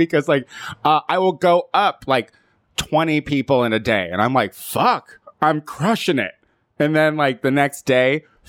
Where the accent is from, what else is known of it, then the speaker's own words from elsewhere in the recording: Central Illinois, United States; moved away as an adult; also born or lived in Chicago, Illinois; growing up in Central Illinois